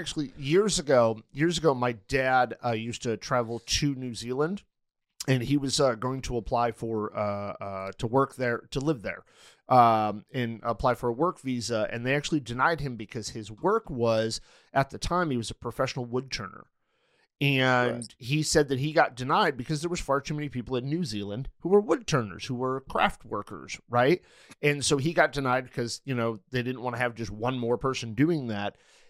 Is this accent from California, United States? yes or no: no; Manchester, Connecticut, United States; few years I lived in Manchester, Connecticut. So I think it's interesting. You're from Manchester and I'm from Manchester.